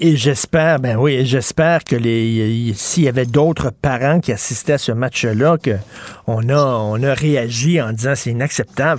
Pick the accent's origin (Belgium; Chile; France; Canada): Canada; Quebec; first language French; Je suis chez nous au Québec